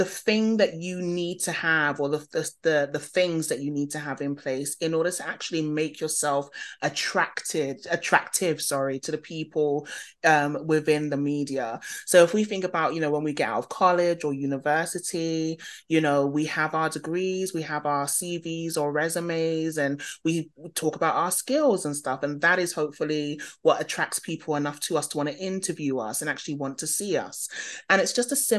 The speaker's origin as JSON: {"language": "English", "region": "London", "country": "United Kingdom", "tie": "born or raised there", "said": "you can probably hear from my accent, born and bred in London."}